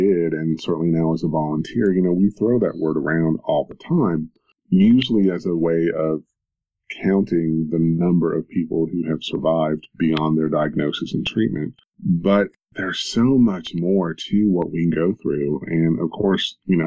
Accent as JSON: {"language": "English", "town": "Knoxville", "region": "Tennessee", "country": "United States", "tie": "born or raised there"}